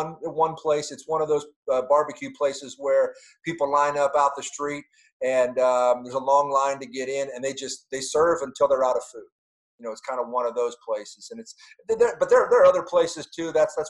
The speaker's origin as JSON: {"language": "English", "area": "Canton, Akron area", "region": "Ohio", "country": "United States", "tie": "born or raised there", "moved": "as an adult", "lives_now": "Dallas, United States", "said": "some of the areas where I grew up in the Canton, Akron area."}